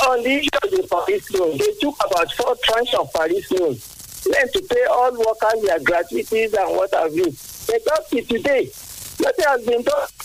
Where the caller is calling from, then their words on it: Ogun State, Nigeria; I'm calling from Songo.